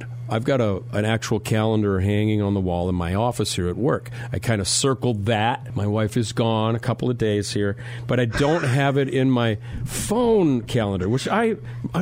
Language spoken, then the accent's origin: English; South Dakota, United States; moved away; My home state of South Dakota, out in Rapid City